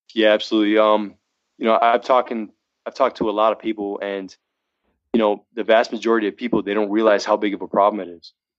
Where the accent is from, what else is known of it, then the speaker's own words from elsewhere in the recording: Massachusetts, United States; moved away as an adult; now in Reno, United States; I'm from Massachusetts. You know, then uh, I moved. I moved to uh, Reno, sight unseen, pretty much.